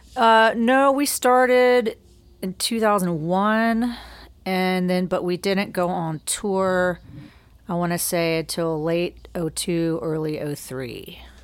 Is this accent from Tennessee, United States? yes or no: no; Greensboro, North Carolina, United States; moved away as an adult; now in Savannah, United States; I grew up in Greensboro, North Carolina